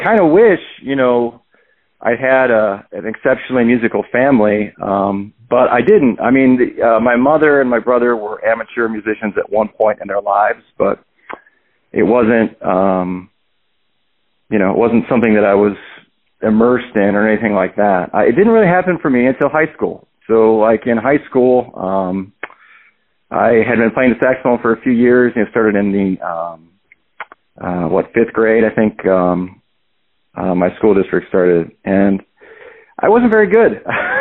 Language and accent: English; Richfield, Ohio, United States; also born or lived in Akron, Ohio; I was born and raised in Richfield, Ohio, which is like it's about 30 minutes south of Cleveland